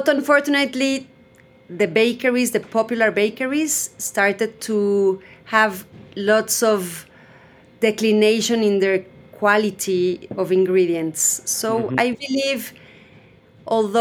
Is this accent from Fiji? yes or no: no; Mexico City, Mexico; I'm Mexican from Mexico City. I have lived in Mexico City almost all my life.